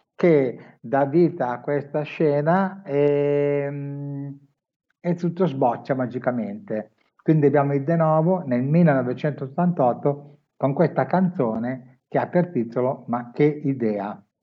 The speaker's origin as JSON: {"language": "Italian", "town": "Milan", "region": "Lombardy", "country": "Italy", "said": "io sono di Milano"}